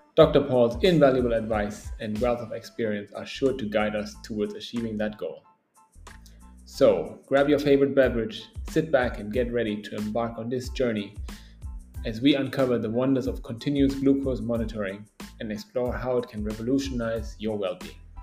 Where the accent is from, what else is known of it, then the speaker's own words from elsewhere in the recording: Germany; now in Indonesia; growing up in Germany